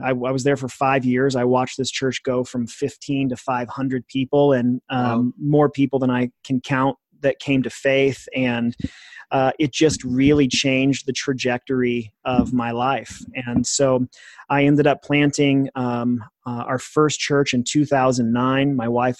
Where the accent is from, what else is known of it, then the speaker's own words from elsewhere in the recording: California, United States; also born or lived in Corvallis, Oregon; So I was born in Corvallis, Oregon. My dad, biological dad, split when I was three. So my mom and my younger brother and I moved to Northern California.